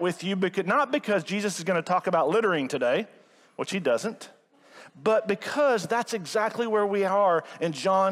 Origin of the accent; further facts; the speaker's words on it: Rogers, Arkansas, United States; I grew up here in Northwest Arkansas. I'm a Rogers native